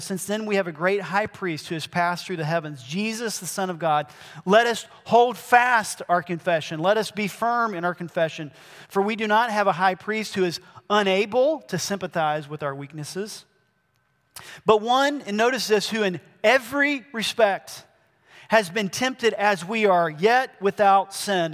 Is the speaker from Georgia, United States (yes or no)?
yes; Georgia, United States; also born or lived in Brazil; I grew up mainly here in Georgia. I did spend a long time in Brazil